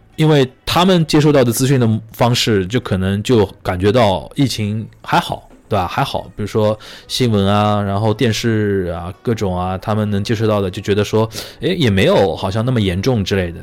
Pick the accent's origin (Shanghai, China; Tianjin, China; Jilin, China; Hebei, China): Shanghai, China; 我们上海这边把今天叫小年夜